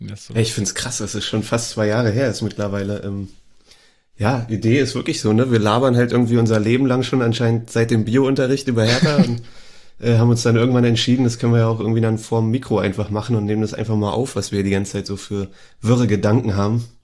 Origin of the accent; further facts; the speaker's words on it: Berlin, Germany; also born or lived in Karlsruhe; ich bin auch gebürtiger Berliner natürlich, ähm, aus Zehlendorf ursprünglich